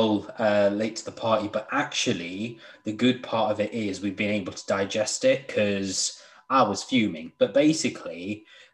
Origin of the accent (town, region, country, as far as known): United Kingdom